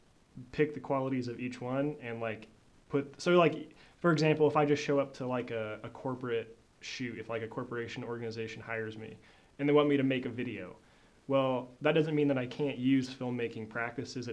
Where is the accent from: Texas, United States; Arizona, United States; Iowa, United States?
Iowa, United States; Des Moines; moved away as an adult; now in Joplin, United States; I'm from Des Moines, Iowa. And so kind of growing up there, and then I moved to Joplin in 2016 to go to school